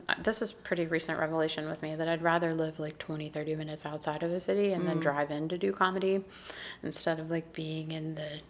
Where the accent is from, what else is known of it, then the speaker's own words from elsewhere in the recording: North Carolina, United States; Because I'm from North Carolina, and it gets hot there.